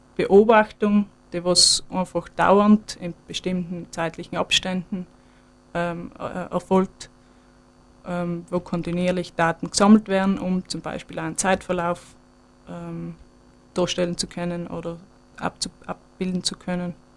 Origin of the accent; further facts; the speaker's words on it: Sterzing, Trentino-Alto Adige, Italy; now in Weyer, Austria; ich komme eigentlich aus Südtirol, aus Stürzing